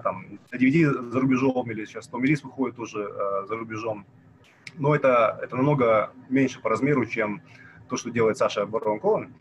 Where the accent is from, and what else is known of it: Kazakhstan